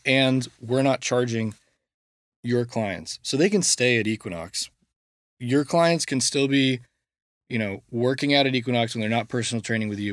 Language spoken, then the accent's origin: English; Coppell, Texas, United States; I went to Coppell High School, which is 30 minutes outside of Dallas